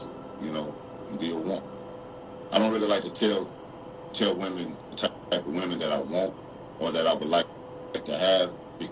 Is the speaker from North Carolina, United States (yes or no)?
yes; Charlotte, North Carolina, United States; now in Los Angeles, United States; I'm from Charlotte, North Carolina, but I live in L.A., California